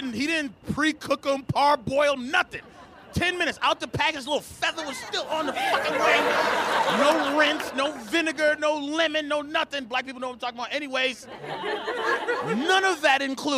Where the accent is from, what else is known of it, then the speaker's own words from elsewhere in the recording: Boston, Massachusetts, United States; I'm from Boston